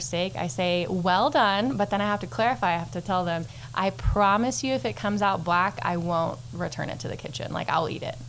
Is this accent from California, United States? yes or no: no; Canyon, Texas, United States; also born or lived in Houston, Texas; now in Amarillo, United States; I'm actually from here originally. So from Canyon, Texas, grew up here, moved off, went to A&M, then met my husband. Yes. Go Aggies. Met my husband. We moved to Houston. We lived there for a while and moved back to Amarillo for this job specifically.